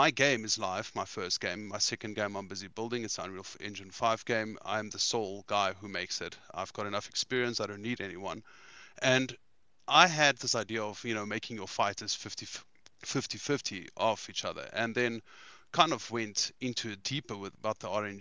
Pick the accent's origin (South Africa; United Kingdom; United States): South Africa; I'm from South Africa